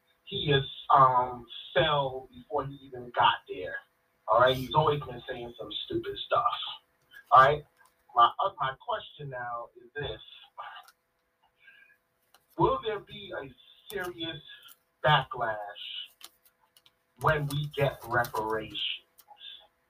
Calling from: Brooklyn, New York, United States; This is Brother … calling out of Brooklyn, New York.

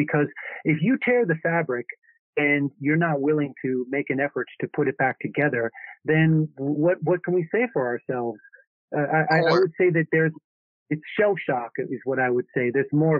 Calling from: Minnesota, United States; Yeah, I live in Minnesota.

